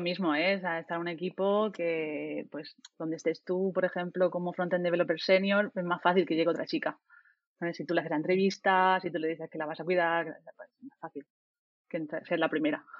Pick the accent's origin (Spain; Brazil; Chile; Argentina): Spain; Murcia, Region of Murcia; moved away as an adult; now in Barcelona, Spain; yo soy de Murcia, pero llevo en Barcelona como seis años